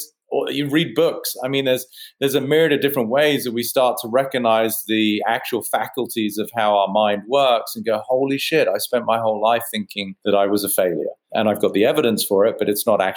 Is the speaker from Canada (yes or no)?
no; United Kingdom; I'm a mind architect and I'm British